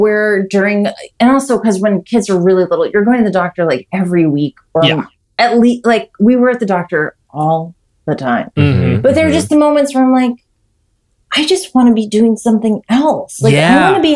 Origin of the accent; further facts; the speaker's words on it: New York, United States; I grew up in New York